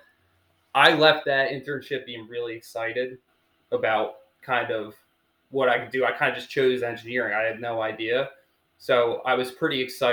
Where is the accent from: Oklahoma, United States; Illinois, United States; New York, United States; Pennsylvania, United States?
Pennsylvania, United States; Havertown; I'm from Havertown, a little west of Philadelphia.